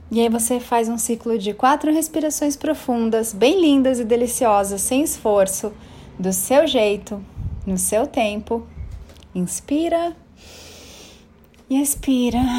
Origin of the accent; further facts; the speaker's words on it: Bangu, Rio de Janeiro, Brazil; born there; now in São Paulo, Brazil; Ai, nasci em Bangu. Verdade. Ai, meus pais nunca tiveram um trabalho